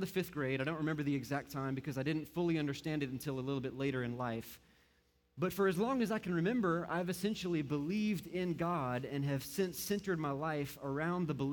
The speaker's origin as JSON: {"language": "English", "town": "Moncks Corner", "region": "South Carolina", "country": "United States", "tie": "born or raised there", "lives_now": "Aiken, United States", "said": "I was born and raised here in South Carolina, or in Monk's Corner"}